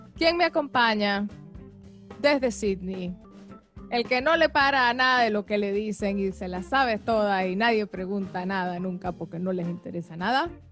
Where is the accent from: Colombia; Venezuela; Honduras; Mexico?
Venezuela; Caracas, Capital District; now in Australia; yo sí soy de Caracas